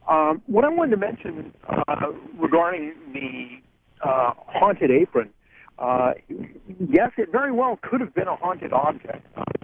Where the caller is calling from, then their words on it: New Jersey, United States; I'm calling from New Jersey at the moment. I'm sort of in transit, driving across Interstate 80.